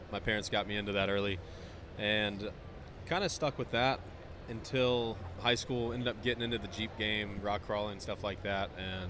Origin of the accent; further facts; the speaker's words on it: North Carolina, United States; North Carolina.